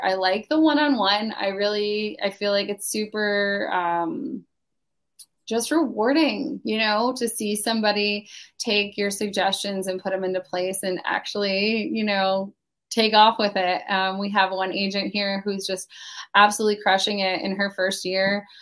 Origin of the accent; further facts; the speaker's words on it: Pennsylvania, United States; now in Palm Coast, United States; I am originally from Pennsylvania. I went, I grew up there, did not like shoveling snow